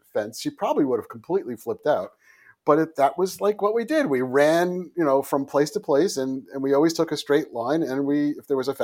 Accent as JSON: {"language": "English", "town": "Oyster Bay", "region": "New York", "country": "United States", "tie": "born or raised there", "also_born_or_lived": "Queens", "said": "I was born in Bayside, Queens, and my family lived in an apartment in Queens until I was 6. And right around my 6th birthday, we moved to Oyster Bay, Long Island, which is where I grew up."}